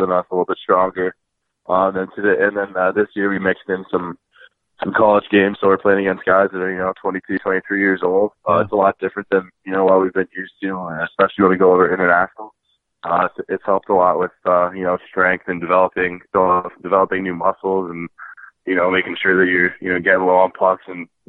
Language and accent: English; Chicago, Illinois, United States; I'm from Chicago, Illinois